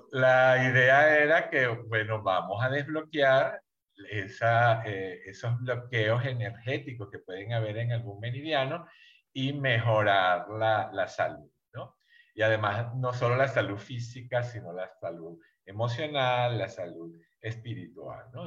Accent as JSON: {"language": "Spanish", "country": "Venezuela", "moved": "as an adult", "lives_now": "Mexico", "said": "yo soy México-venezolano, yo soy de origen venezolano"}